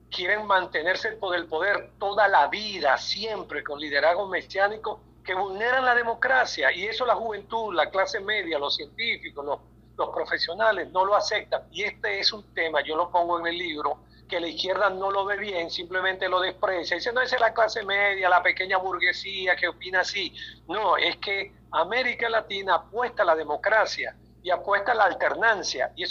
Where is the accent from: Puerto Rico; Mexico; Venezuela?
Venezuela; Como académico, como venezolano, lo digo